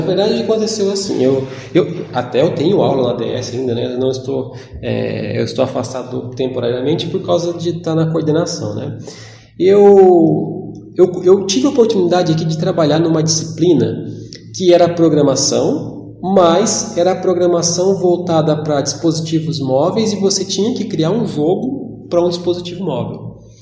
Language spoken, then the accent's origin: Portuguese; Jacarezinho, Paraná, Brazil; moved away as an adult; now in Ourinhos, Brazil; eu sou de Jacarezinho, eu estou morando aqui já vai fazer uns 15 anos